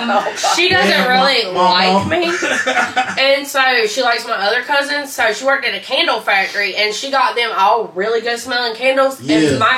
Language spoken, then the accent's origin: English; Southern US, United States; accent: Southern, country